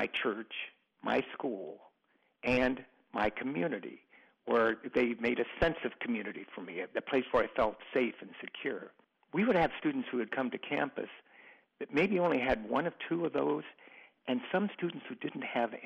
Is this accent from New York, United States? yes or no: no; small Ohio town, United States; a dormitory that had more students than my hometown had people